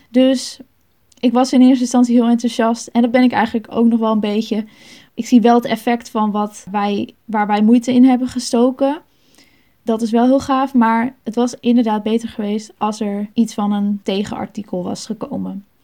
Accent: Sneek, Friesland, Netherlands; Ik ben opgegroeid in de Baptistengemeente in Sneek.

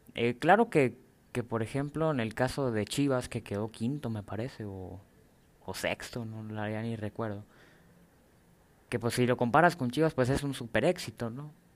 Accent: Mexico; soy mexicano. Como mexicano

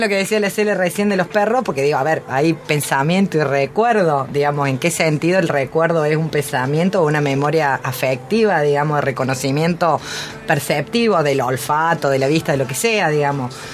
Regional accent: Córdoba, Argentina; Como buena cordobesa

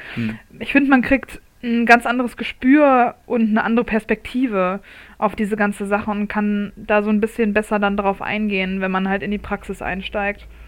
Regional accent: Munich, Bavaria, Germany; in meiner Heimatstadt

